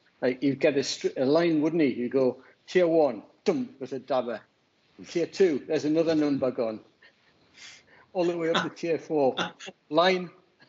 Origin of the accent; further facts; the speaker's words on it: Bradford, Yorkshire and the Humber, United Kingdom; Well, it'd be like e-bingo, smoking their e-cigarettes in I'm from Bradford.